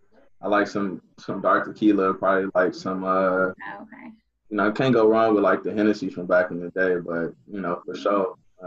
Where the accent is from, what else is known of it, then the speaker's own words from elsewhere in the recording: Inkster, Michigan, United States; my hometown, Inkster, Michigan